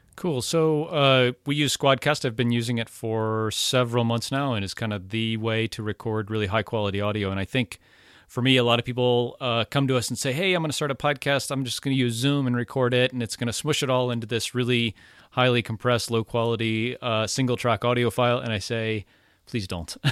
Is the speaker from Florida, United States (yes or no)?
yes; Florida, United States; I'm from Florida. I say y'all, and, and when there's two of you, it's y'all's.